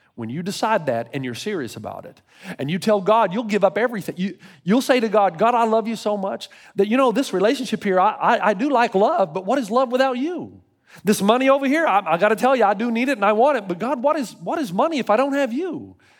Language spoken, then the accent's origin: English; Tennessee, United States; now in California, United States; I grew up in Tennessee